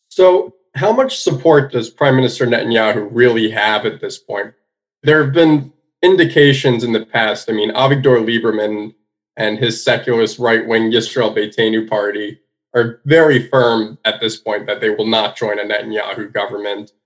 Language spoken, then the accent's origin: English; United States; me being an American